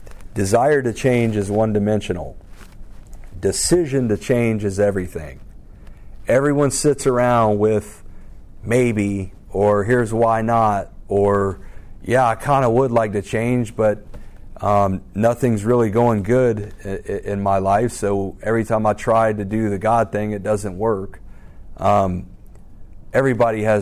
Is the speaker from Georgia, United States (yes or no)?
yes; Alpharetta, Georgia, United States; I grew up in Alpharetta, Roswell area.